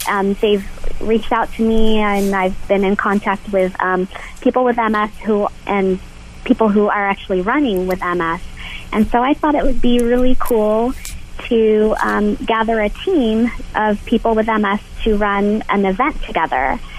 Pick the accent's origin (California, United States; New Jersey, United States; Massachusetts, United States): California, United States; Southern; also born or lived in Toronto, Canada; I was born in Toronto, Canada, and I moved to Southern California when I was 4.